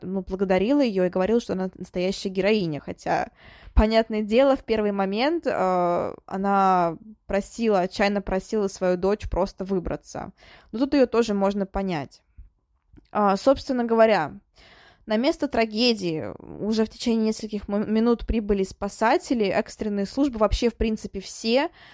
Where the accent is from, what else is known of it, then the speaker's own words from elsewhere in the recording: Kolomna, Moscow Oblast, Russia; Коломна — это мой родной город